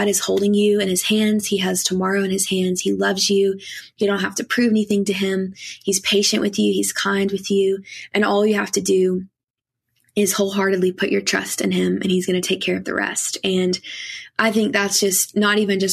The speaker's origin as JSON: {"language": "English", "region": "Kentucky", "country": "United States", "tie": "born or raised there", "said": "I grew up in Kentucky"}